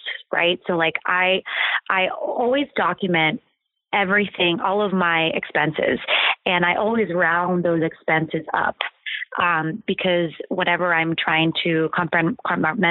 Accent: Ohio, United States; born or raised there; moved away

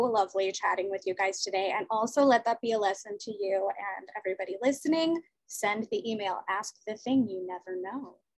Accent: Los Angeles, California, United States; now in Jersey City, United States; I was born in LA, I was born in Venice Beach

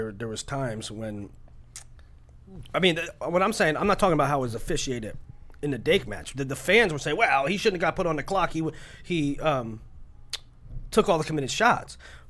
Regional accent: United States; I don't think that it's because I'm American and I'm used to watching folk.

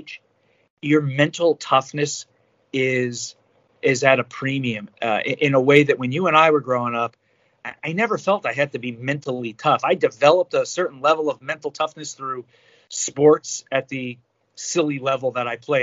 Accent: New Jersey, United States; I'm from Jersey

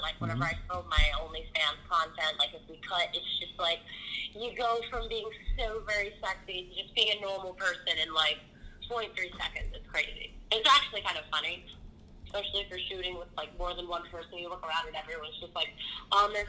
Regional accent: Northeastern Pennsylvania, United States; I'm from NEPA.

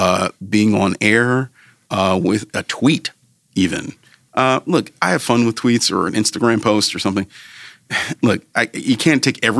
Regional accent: Cleveland, Ohio, United States; moved away as an adult; also born or lived in New York City / Philadelphia; I was born and raised in Cleveland. Grew up mostly in a suburb called Shaker Heights

